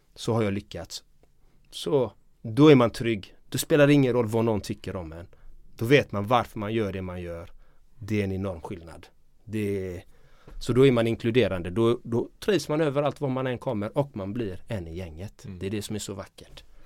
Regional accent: Gothenburg, Västra Götaland, Sweden; Jag är uppvuxen i de östra delarna i Göteborg i en kärnfamilj.

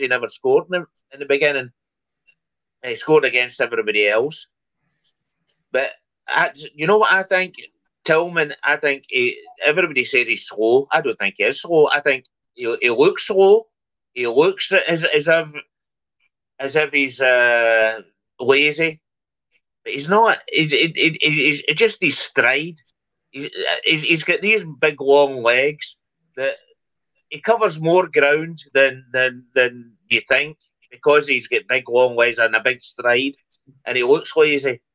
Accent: Scotland, United Kingdom; moved away; I'm away from Scotland for for a long, long time

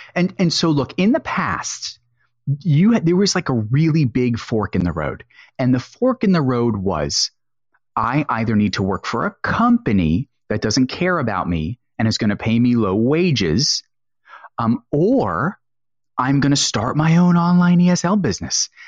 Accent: United States; So I'm an American

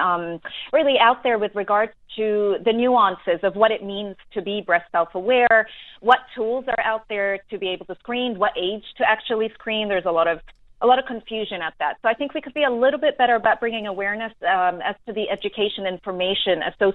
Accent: New Zealand; also born or lived in New York; now in Dubai, United Arab Emirates; I'm a New Zealander myself, so I relate.

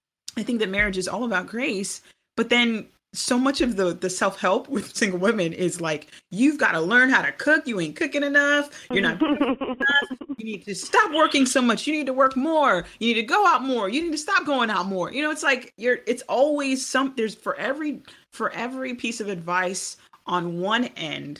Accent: United States; also born or lived in Jamaica; I'm Jamaican, but I was raised here in America

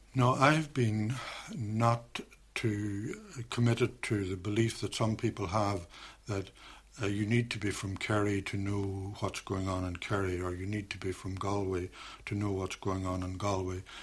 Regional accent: Derry, Northern Ireland, United Kingdom; moved away; I'm from Derry

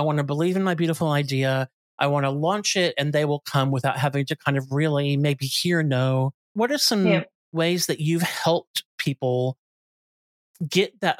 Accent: United States; moved away as an adult; now in Australia; we're American by birth, but I've lived here my whole adult life

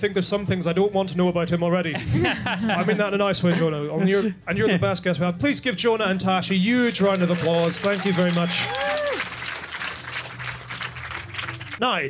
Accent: Ireland; as an Irishman

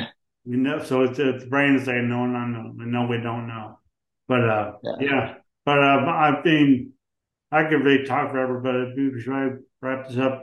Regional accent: St. John's, Newfoundland and Labrador, Canada; also born or lived in Ontario / British Columbia; I grew up where I am now, but I moved around Canada. So you go to university. Went to university in Ontario and BC

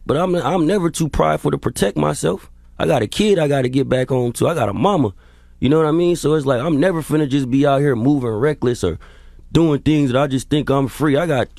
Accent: California, United States; So the first thing you got to realize, I'm from the Bay Area.

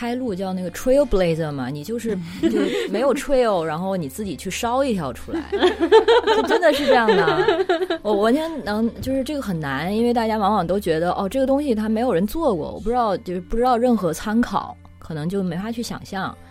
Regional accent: China; 我觉得现在在国内就是出生长大的小孩儿，从小都已经是这样了。什么？我妈妈给我报了一个什么什么奥林匹克英语班之类的，我们三岁开始去上英语班，都是这样子的。

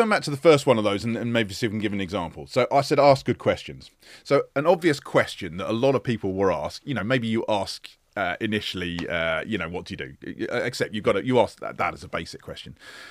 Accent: London, United Kingdom; I grew up in Northwest London. Suburbs of London. Very unexciting. I wish I lived by the sea.

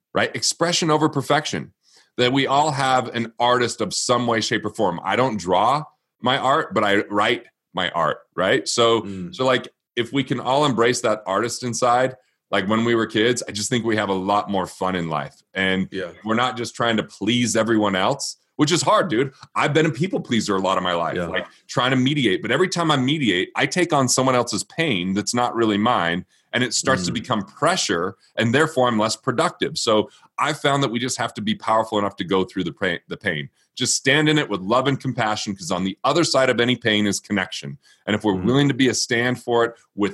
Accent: Utah, United States; I grew up in Utah, but I'm not Mormon

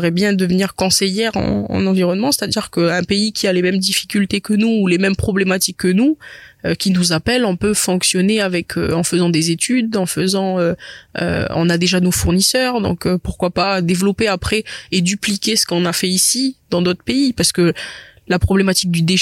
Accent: New Caledonia; Et puis même, je suis calédonienne

